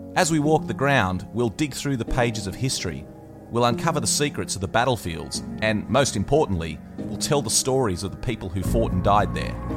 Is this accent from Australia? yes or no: yes; Australia; as an Australian